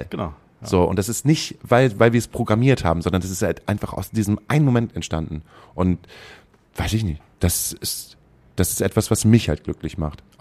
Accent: Gütersloh, North Rhine-Westphalia, Germany; Ich habe vor drei Wochen war ich äh, in meiner Heimatstadt und war im Stadion.

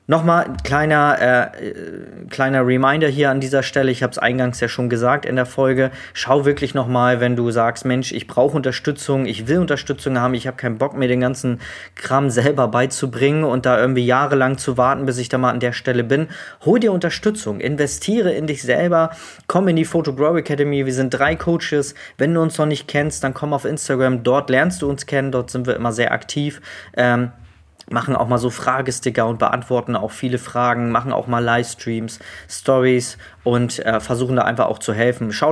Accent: Neumünster, Schleswig-Holstein, Germany; Ich komme komme hier aus Neumünster, Schleswig-Holstein.

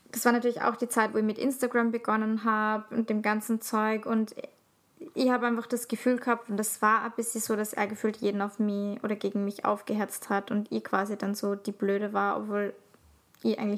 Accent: Salzburg, Austria; Also, ich komme aus der Stadt, aber Salzburg ist halt ein Dorf.

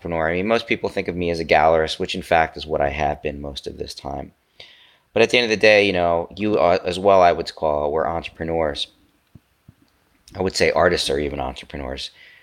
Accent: United States; I'm an American

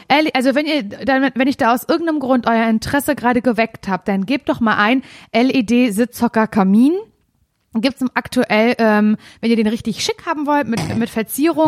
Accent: Parchim, Mecklenburg-Vorpommern, Germany; moved away; bin ich in Parchim. Das ist meine Heimatstadt

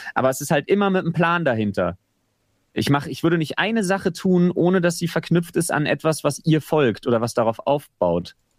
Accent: Berlin, Germany; dass ich mich als Berliner so ein bisschen in den Stadtpatriotismus äh, zurückflüchten kann

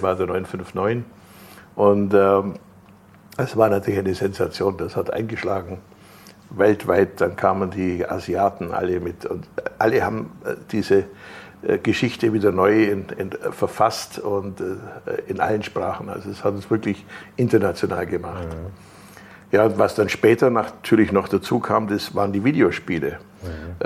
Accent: Germany; bei uns in Deutschland

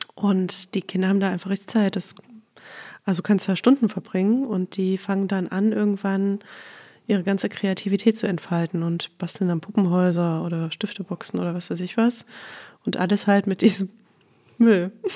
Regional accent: Leipzig, Saxony, Germany; moved away as an adult; also born or lived in Black Forest / Crailsheim; ich komme aus Leipzig tatsächlich.

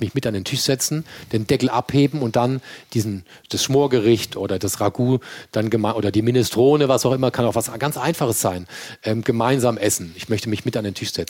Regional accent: Mannheim, Baden-Württemberg, Germany; accent: Kurpfälzer Dialekt; now in Hamburg, Germany; ich bin ein gebürtiger Mannheimer und tief im Herzen bin ich Kurpfälzer

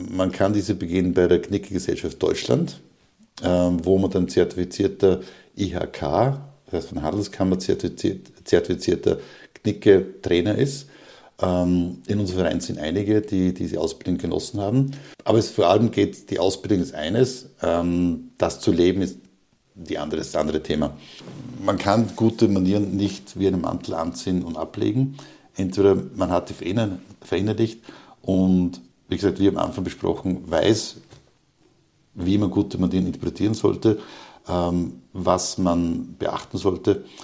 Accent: Upper Austria, Austria; in die, in meine alte Heimat Oberösterreich zu gehen, dort auch wieder im Bereich Linz ein offenes Seminar anzubieten

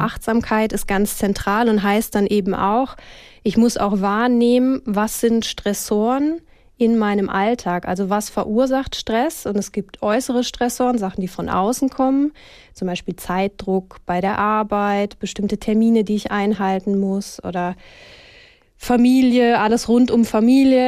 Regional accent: Switzerland; bei uns in der Schweiz

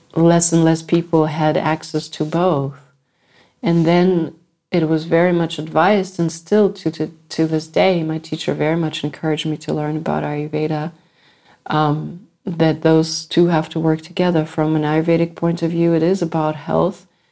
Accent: United States; I come from America

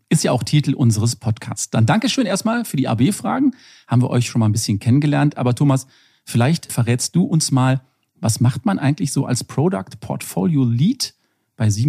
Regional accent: Rhineland, Germany; Da habe ich natürlich als Rheinländer direkt gedacht, erste Schneeflocke, bin ich raus mit dem Auto

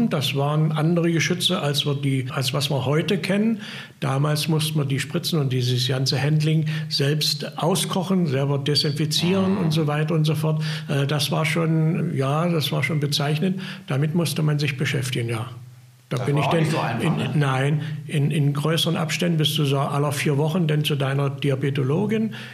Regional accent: Köthen, Saxony-Anhalt, Germany; Ich komme ja aus Köthen

